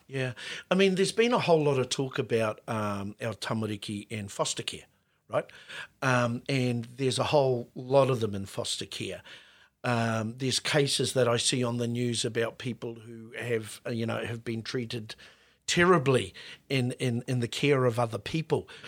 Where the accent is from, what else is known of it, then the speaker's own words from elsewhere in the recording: Auckland, New Zealand; when we were kids growing up in West Auckland